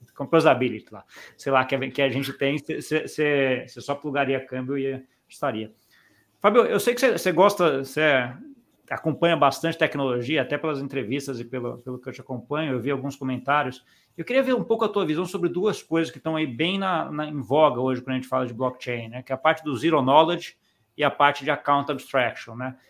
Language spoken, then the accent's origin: Portuguese; Brazil; eu, como brasileiro